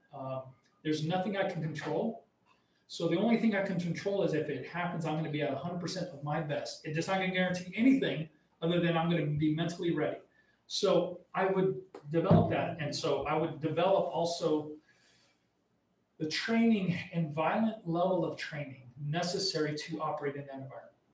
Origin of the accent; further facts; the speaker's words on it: Arizona, United States; I grew up in the Mexican border, right. Arizona